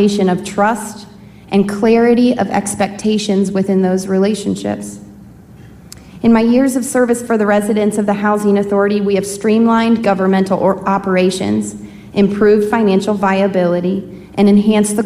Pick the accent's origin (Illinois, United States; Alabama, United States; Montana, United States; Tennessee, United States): Illinois, United States; Rossville; also born or lived in Danville, Illinois / Durham, North Carolina; I was born in Danville at United Samaritans Medical Center, raised in Rossville, and am a proud graduate of Shalarman High School